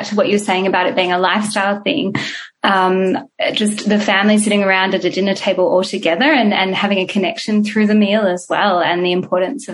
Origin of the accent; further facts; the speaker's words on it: Perth, Western Australia, Australia; moved away; I grew up in Perth, so I've moved away from Perth and from my family.